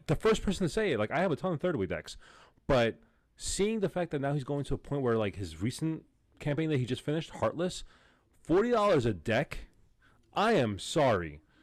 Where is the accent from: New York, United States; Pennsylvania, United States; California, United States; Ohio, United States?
New York, United States; I'm a New Yorker.